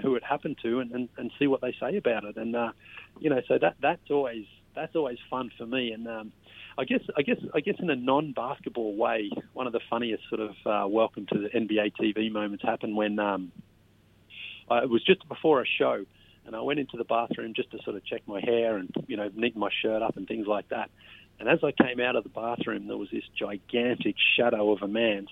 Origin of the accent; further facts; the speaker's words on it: Sunbury, Victoria, Australia; moved away as an adult; now in United States; I'm actually from Australia and, you know, I'm not from Canada